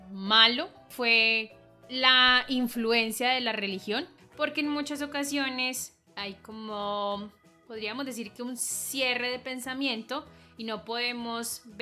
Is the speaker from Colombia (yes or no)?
yes; Colombia